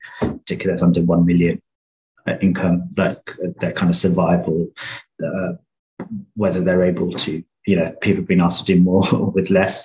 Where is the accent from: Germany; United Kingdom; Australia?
United Kingdom; London; I'm from Tower Hamlets